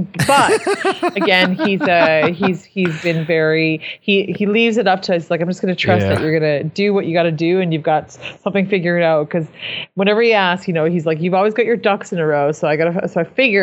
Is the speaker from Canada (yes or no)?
yes; Saskatchewan, Canada; the kind of people that we are from Saskatchewan